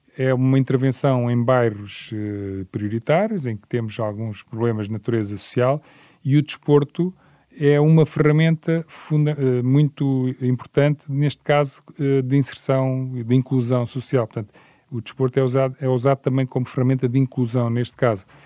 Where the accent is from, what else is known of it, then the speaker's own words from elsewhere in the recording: Portugal; mas como português